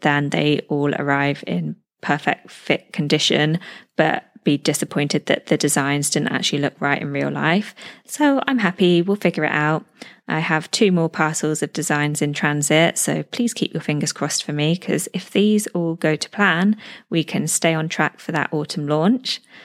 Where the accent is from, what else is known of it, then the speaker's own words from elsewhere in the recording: United Kingdom; moved away as an adult; now in Dubai, United Arab Emirates; I'm a British expat living in Dubai, UAE, with my partner and baby girl